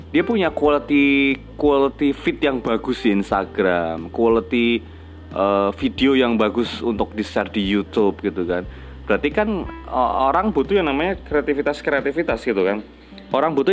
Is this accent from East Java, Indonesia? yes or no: yes; Surabaya, East Java, Indonesia; aku nggak mau yang menggebu-gebu bahwa aku orang Surabaya gitu loh.